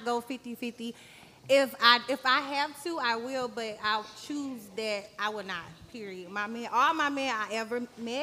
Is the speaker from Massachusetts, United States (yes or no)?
no; St. Louis, Missouri, United States; my city, I'm from St. Louis.